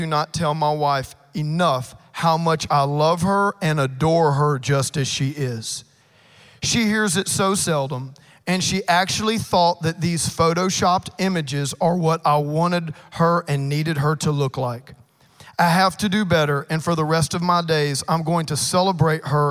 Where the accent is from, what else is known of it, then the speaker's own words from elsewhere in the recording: Cajun, Louisiana, United States; I'm a Cajun